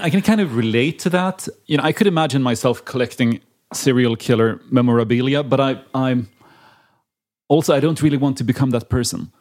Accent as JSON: {"language": "English", "town": "Linköping", "region": "Östergötland", "country": "Sweden", "tie": "born or raised there", "said": "I grew up in Linköping, a town south of Stockholm"}